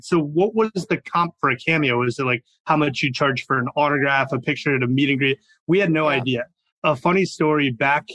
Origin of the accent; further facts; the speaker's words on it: Chicago, Illinois, United States; I grew up in Chicago